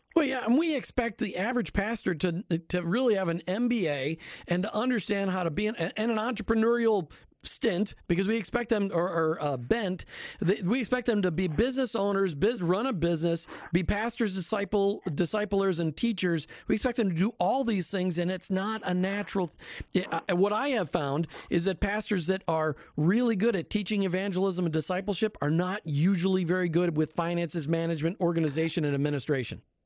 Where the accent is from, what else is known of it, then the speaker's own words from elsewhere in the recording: Minneapolis, Minnesota, United States; I grew up in the Free Church in Minneapolis